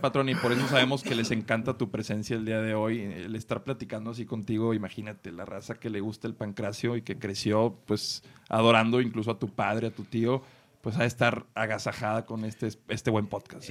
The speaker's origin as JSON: {"language": "Spanish", "country": "Mexico", "said": "Como mexicano"}